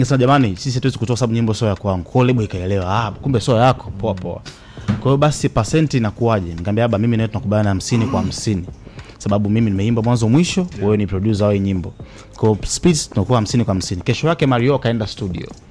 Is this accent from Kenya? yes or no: no; Tanzania; mimi ni Mtanzania